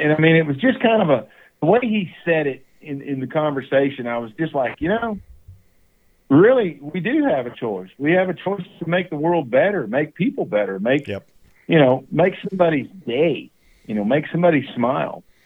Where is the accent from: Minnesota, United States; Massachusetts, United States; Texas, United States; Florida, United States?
Texas, United States; East; the ranches and the farms that I grew up on in East Texas